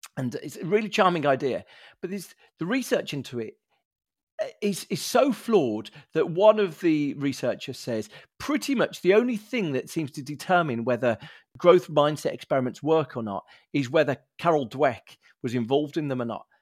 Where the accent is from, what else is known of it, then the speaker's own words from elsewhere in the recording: Birmingham, West Midlands, United Kingdom; a Brummie, grew up in the council estate in Birmingham